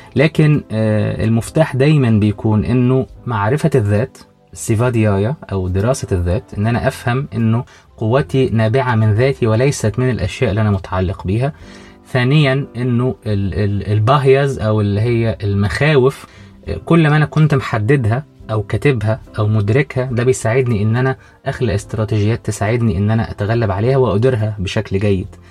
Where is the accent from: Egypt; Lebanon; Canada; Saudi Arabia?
Egypt; عندنا في مصر